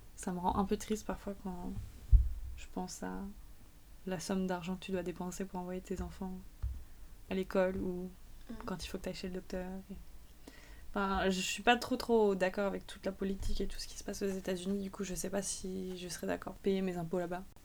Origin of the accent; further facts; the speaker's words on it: France; en tant que Français